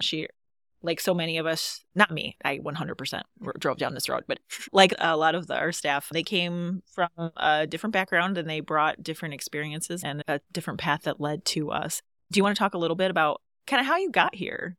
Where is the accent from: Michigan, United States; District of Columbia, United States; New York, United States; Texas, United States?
Michigan, United States; Louisville area; moved away as an adult; also born or lived in Colorado; I grew up, not in Montauk County, but I grew up in the Louisville area